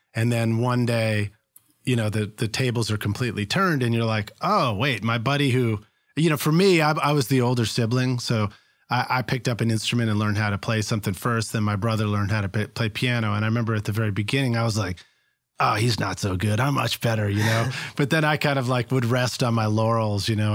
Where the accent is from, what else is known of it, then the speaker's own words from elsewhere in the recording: Boston, Massachusetts, United States; moved away; I'm from Boston originally